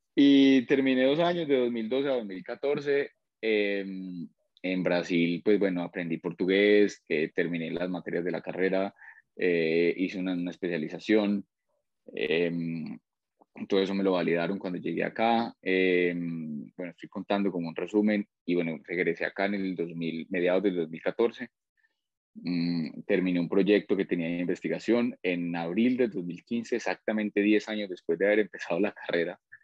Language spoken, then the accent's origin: Spanish; Colombia; also born or lived in Australia; now in Pereira, Colombia; Salí de Colombia el, en septiembre, finales de agosto del 2007